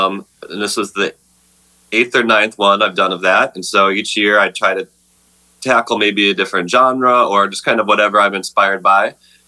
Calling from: Minneapolis, Minnesota, United States; I'm at my home in Minneapolis. This is kind of my little music studio space in our house.

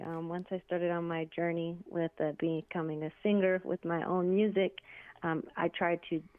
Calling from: Las Vegas, Nevada, United States; also born or lived in Oglala Nation, South Dakota; I'm calling in from Las Vegas, Nevada.

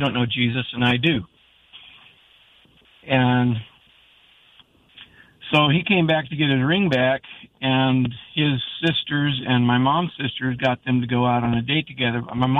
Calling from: Jacksonville, United States; I'm calling from my car. I'm at the Walmart on Collins Road in Jacksonville.

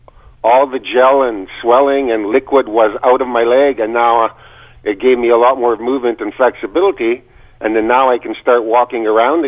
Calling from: British Columbia, Canada; I'm calling from British Columbia.

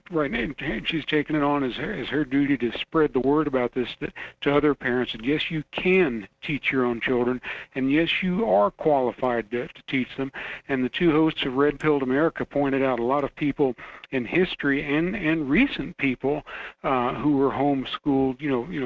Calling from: Fairbanks, Alaska, United States; Hello, Michael. … from Fairbanks.

